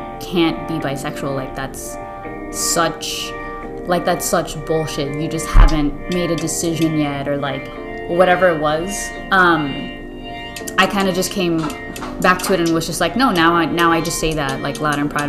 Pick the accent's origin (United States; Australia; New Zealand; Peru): United States; Miami, Florida; first language Spanish; English is a second language; I'm from Miami.